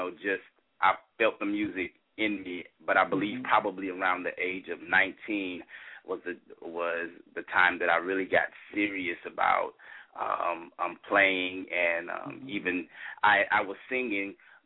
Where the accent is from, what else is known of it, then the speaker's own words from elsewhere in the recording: Nacogdoches, Texas, United States; now in Irving, United States; I'm originally from Nacogdoches, Texas, a small town, about 31,000 people there or so